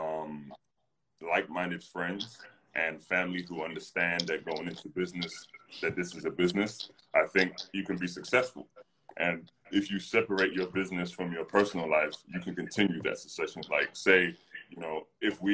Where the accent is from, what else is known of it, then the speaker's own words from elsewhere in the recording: London, United Kingdom; I'm from North London